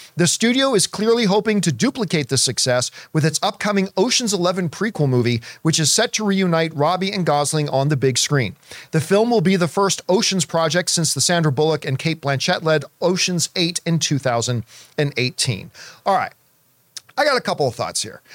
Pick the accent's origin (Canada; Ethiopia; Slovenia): Canada; growing up in Canadian winters